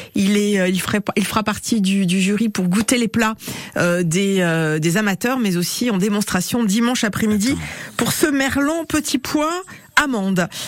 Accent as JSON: {"language": "French", "region": "Brittany", "country": "France", "said": "chez nous en Bretagne"}